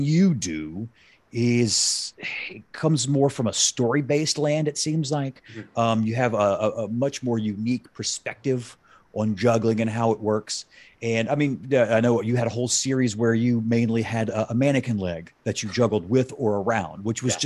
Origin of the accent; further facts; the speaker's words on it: Ocean Springs, Mississippi, United States; now in Chicago, United States; I grew up on the Mississippi Gulf Coast, just 2 hours east